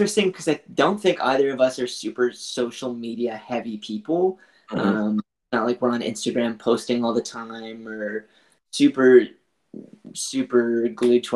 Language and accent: English; New Brunswick, Canada; now in Vancouver, Canada; We grew up in New Brunswick, which is on the east coast of Canada, in a really small farm town there. But more recently, I've been living in Vancouver